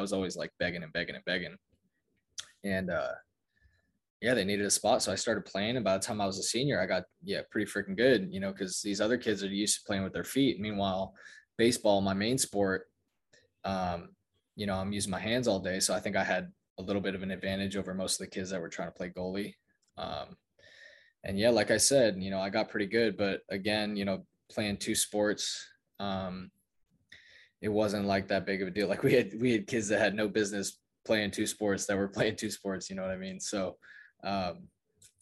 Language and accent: English; Mill Valley, California, United States; where I grew up in Mill Valley, small town just north of San Francisco